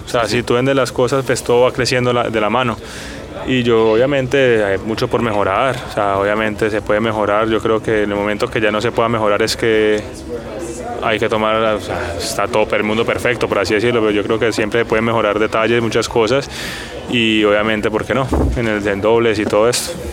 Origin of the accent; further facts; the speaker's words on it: Colombia; nosotros como colombianos